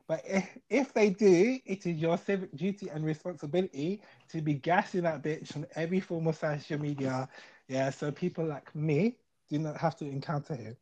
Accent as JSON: {"language": "English", "region": "London", "country": "United Kingdom", "said": "I'm from South London"}